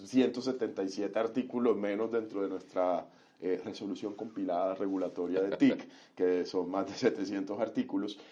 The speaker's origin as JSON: {"language": "Spanish", "town": "Cartagena", "region": "Bolívar", "country": "Colombia", "tie": "born or raised there", "also_born_or_lived": "Montería", "said": "yo soy monteriano, eh, me crié muchos años en Cartagena"}